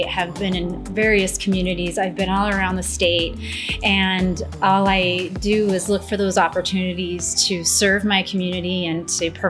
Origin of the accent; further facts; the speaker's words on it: St. Peter, Minnesota, United States; I'm from St. Peter